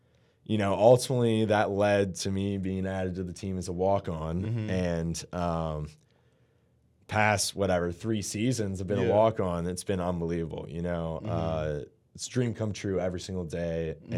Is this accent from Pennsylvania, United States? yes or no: yes; Pittsburgh, Pennsylvania, United States; So, you know, a lot of people know I'm from Pittsburgh.